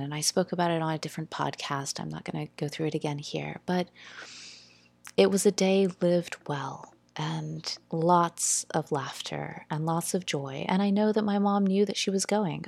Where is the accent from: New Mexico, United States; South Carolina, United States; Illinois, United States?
South Carolina, United States; We we grew up in South Carolina and lived uh, on the mill hill